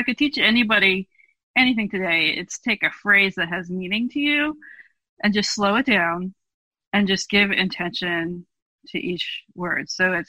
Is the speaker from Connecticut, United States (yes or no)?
no; California, United States; Judaism, at least the way that I grew up in Jewish renewal, very specifically Northern California Jewish renewal